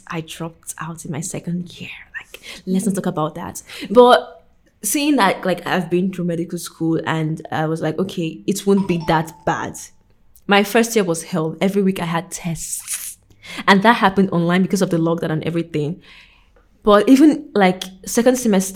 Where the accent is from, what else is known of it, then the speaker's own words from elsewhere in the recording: Warri, Delta, Nigeria; moved away as an adult; now in Hungary; I grew up in the South South. Shout out to the South South. Specifically, Warri